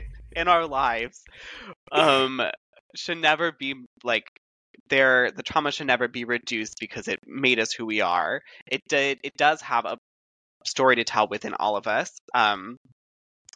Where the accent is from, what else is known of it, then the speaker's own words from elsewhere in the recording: San Jose, California, United States; moved away as an adult; now in Los Angeles, United States; I was born and raised in San Jose